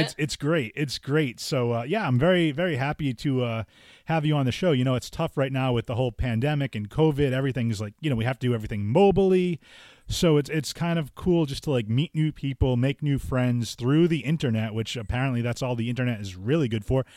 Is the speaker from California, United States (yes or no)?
no; Fall River, Massachusetts, United States; I'm from, you know, Fall River